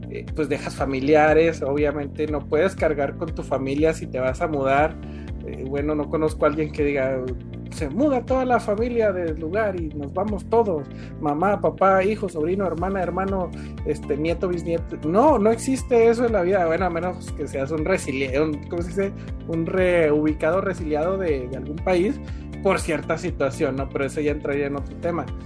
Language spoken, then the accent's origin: Spanish; Durango, Mexico; moved away; Yo venía de un, de un lugar de Durango. Este, para empezar, mi acento no era el de acá.